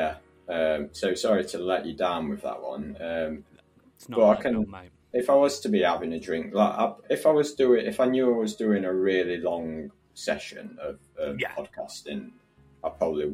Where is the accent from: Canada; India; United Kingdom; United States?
United Kingdom; Ripley, East Midlands; also born or lived in Oxford / London / Nottinghamshire; now in Birmingham, United Kingdom; I'm originally from a town in Derbyshire called Ripley